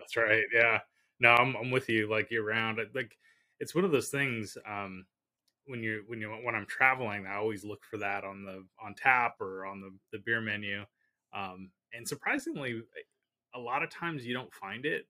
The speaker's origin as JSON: {"language": "English", "region": "California", "country": "United States", "tie": "born or raised there", "said": "I grew up in California"}